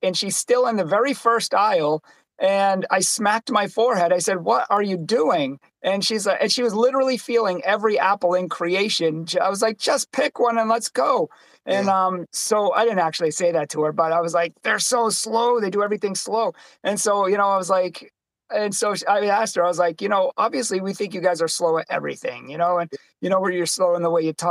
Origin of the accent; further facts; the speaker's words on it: Boston, Massachusetts, United States; I'm from Boston